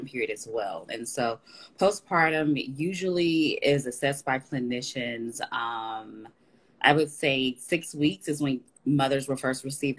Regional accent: Dallas, Texas, United States; I am in Dallas, Texas. I'm from Dallas, Texas as well

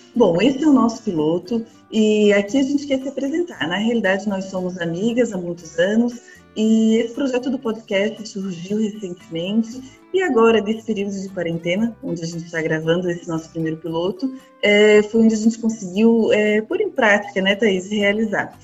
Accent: Florianópolis, Santa Catarina, Brazil; Eu de Florianópolis não, não tem como não ter esse meu sotaque

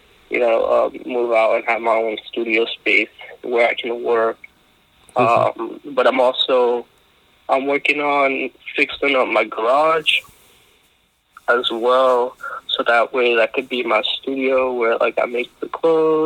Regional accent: New York City, New York, United States; From New York. I was born and raised in Brooklyn

